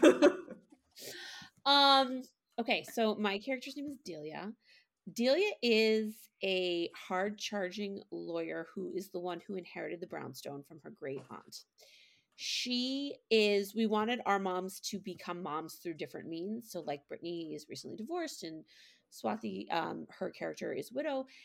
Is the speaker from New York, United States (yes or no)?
no; Boston, Massachusetts, United States; I am from Boston. Um, I've lived in and around Boston my entire life